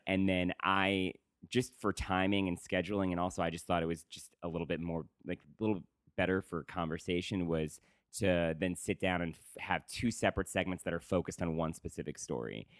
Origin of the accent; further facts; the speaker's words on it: Woodstock, New York, United States; moved away; I'm from Woodstock, New York